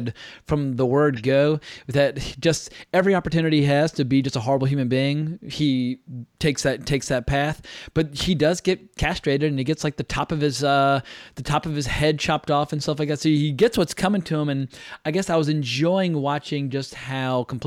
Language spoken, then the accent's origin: English; North Carolina, Virginia, the South, United States; I grew up in North Carolina, Virginia. I'm familiar with Southern accents